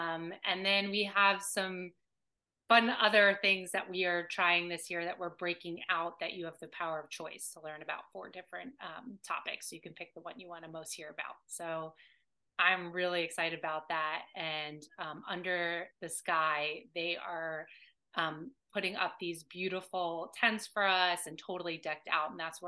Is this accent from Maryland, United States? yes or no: no; Alabama, United States; from Alabama. Come on.